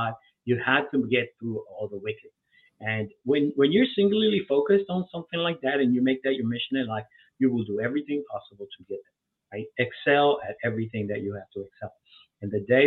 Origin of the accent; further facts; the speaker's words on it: New York City, New York, United States; also born or lived in Dominican Republic; I'm from New York City